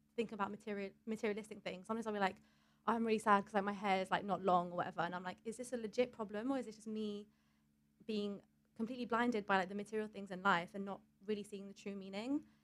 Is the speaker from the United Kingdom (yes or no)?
yes; London, United Kingdom; we're both from london so like for me i have my family here